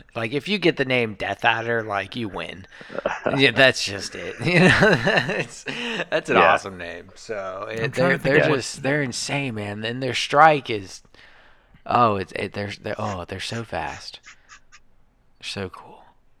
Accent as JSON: {"language": "English", "country": "United States", "said": "We're American."}